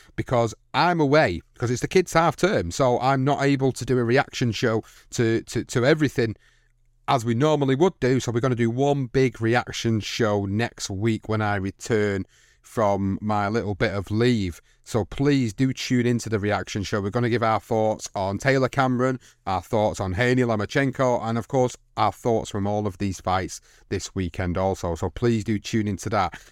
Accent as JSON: {"language": "English", "country": "United Kingdom", "said": "a British fight fan"}